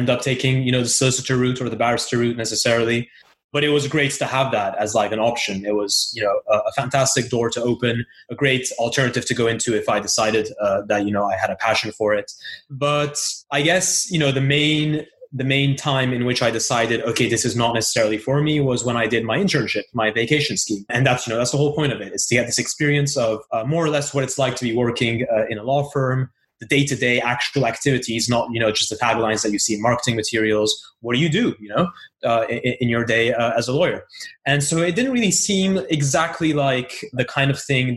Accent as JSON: {"language": "English", "town": "Brussels", "region": "Brussels-Capital Region", "country": "Belgium", "also_born_or_lived": "Istanbul, Turkey", "moved": "yes", "said": "I am originally from Brussels, but my family is also has a background from Istanbul and Turkey."}